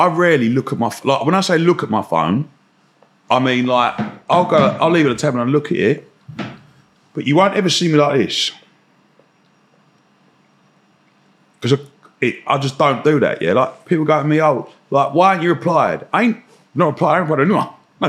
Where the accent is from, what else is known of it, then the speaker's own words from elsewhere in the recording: Romford, London, United Kingdom; I grew up in Romford